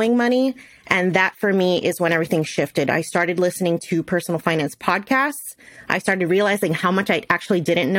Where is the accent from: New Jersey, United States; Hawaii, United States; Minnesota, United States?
New Jersey, United States; I was born and raised in New Jersey, and the pharmaceutical industry is really big out here